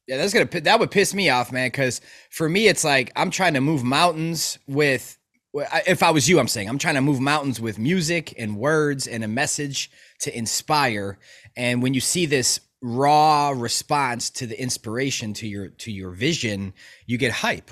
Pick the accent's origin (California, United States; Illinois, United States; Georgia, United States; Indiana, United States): Illinois, United States; Chicago; I'm from Chicago. okay, South Burbs, and, like, growing up